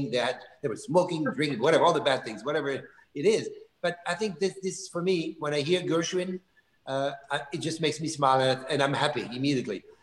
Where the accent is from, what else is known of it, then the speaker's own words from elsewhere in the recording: Bourgogne-Franche-Comté, France; because I love Burgundy wine, and of course, I'm from Burgundy, so this is speaking of almost like my family.